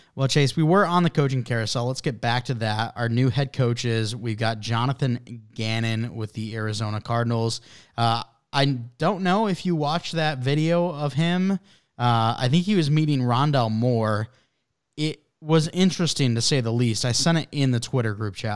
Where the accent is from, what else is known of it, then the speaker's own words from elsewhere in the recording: Canada; I'm from Canada